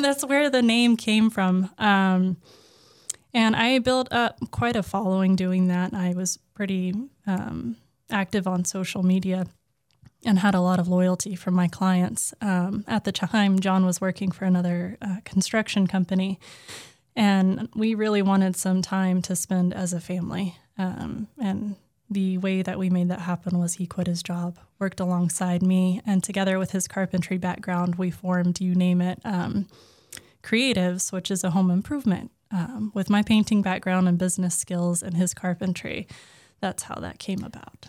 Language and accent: English; Oklahoma, United States; now in Massachusetts, United States; I grew up in Oklahoma